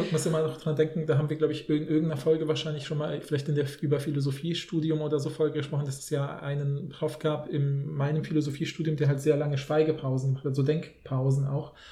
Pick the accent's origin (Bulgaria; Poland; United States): Poland; now in Germany; in Polen war das halt so das Übliche in den Kontexten, wo wir, ja, wo ich aufgewachsen bin